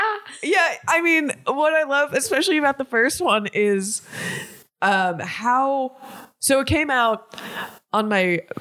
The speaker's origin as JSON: {"language": "English", "town": "Miami", "region": "Florida", "country": "United States", "tie": "born or raised there"}